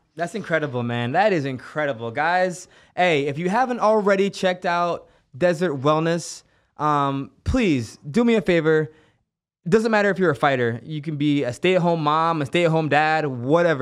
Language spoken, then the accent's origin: English; Kingston, Jamaica; now in United States; I grew up in Kingston, Jamaica, where we grew up with no hot water